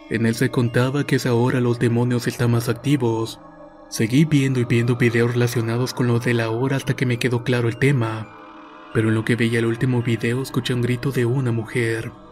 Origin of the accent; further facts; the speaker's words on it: El Salvador; Yo soy del Salvador y vivo en el departamento de Santa Ana.